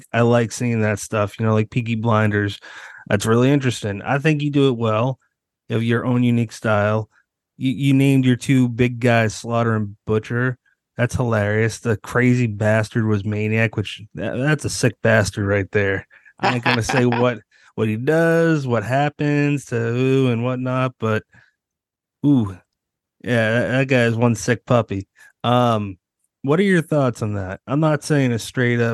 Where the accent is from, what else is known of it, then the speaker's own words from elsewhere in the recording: United States; I'm an American writer